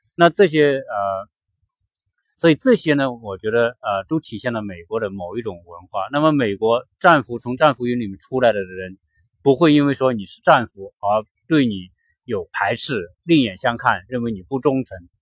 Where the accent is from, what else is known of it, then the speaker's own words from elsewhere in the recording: China; 我们中国人